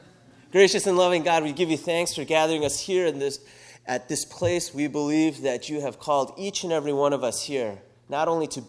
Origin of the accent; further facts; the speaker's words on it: New York City, New York, United States; I moved around a lot, but I call New York City my home. I grew up in Brooklyn and Queens. I lived there from about fourth grade until high school.